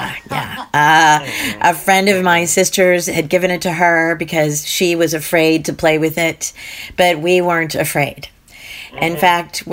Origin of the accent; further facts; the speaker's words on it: Pittsburgh, Pennsylvania, United States; I'm from Pittsburgh originally, smack in the middle of five kids